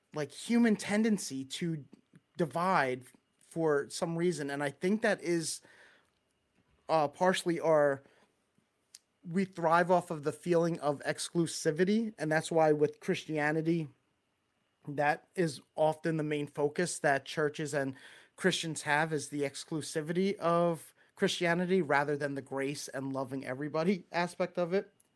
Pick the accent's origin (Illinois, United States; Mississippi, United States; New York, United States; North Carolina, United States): New York, United States; Long Island; accent: Long Island; That's a whole lot of Long Island accent